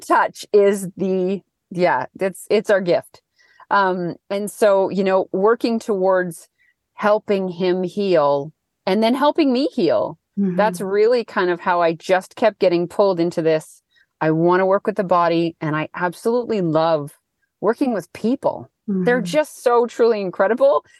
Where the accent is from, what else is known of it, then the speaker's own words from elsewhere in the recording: Thunder Bay, Ontario, Canada; now in Wellington, New Zealand; I'm from Thunder Bay area.